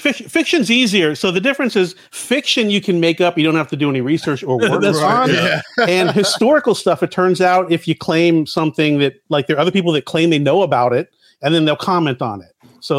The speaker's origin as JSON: {"language": "English", "region": "Florida", "country": "United States", "tie": "born or raised there", "said": "I was a fat kid growing up in Florida"}